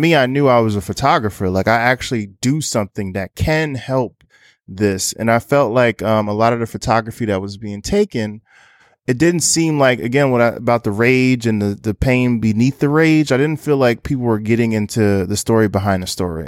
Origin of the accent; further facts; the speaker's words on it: Newark, New Jersey, United States; now in Brooklyn, New York, United States; based out of Brooklyn, New York, but I'm originally from Newark, New Jersey.